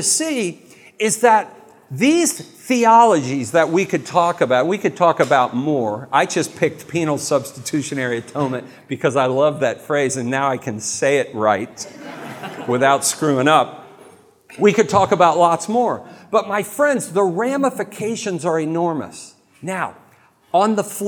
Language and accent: English; United States; I'm an American.